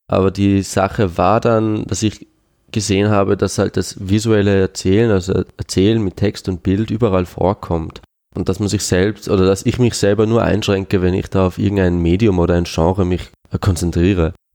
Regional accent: Switzerland; first language Swiss German; also ich habe als Kind Schweizerdeutsch geredet, mit meiner Mutter natürlich, aber ich habe nie jetzt mich über den Dialekt definieren wollen oder so.

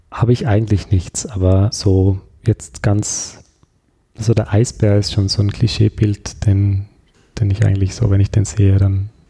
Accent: Austria; Aber als Österreicher ist man eigentlich nie extrem risikofreundlich.

